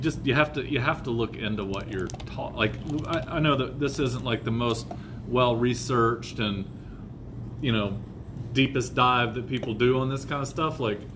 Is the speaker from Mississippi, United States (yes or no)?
no; North Florida, United States; I grew up in North Florida